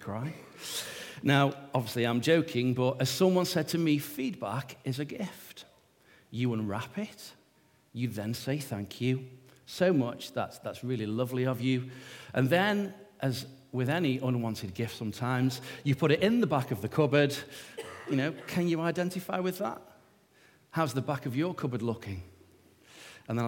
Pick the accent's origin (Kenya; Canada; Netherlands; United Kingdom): United Kingdom; accent: northern; my northern accent